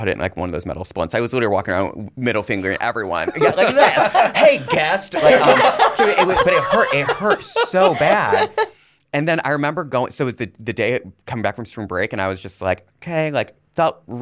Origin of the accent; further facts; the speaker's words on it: Indiana, United States; moved away; I'm originally from Indiana